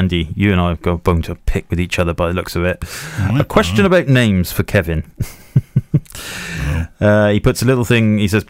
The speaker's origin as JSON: {"language": "English", "area": "Welsh", "region": "Wales", "country": "United Kingdom", "said": "because we are Welsh"}